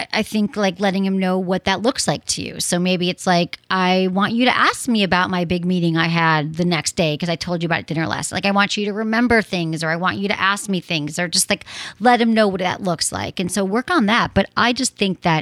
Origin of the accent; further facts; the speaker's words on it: Michigan, United States; I'm from Michigan